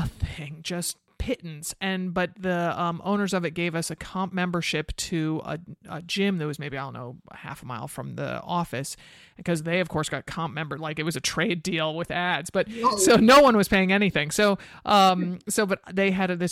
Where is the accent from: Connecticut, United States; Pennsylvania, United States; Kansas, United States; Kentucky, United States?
Connecticut, United States; I grew up outside of Manhattan in Connecticut